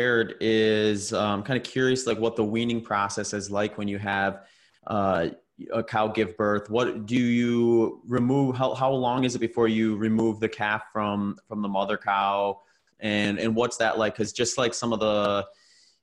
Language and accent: English; Wisconsin, United States; moved away; I'm from Wisconsin originally